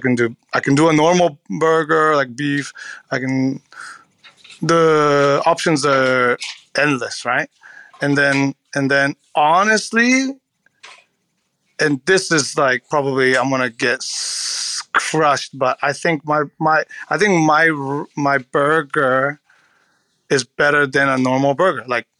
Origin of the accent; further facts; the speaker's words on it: California, United States; I can talk shit about California roll because I'm from California.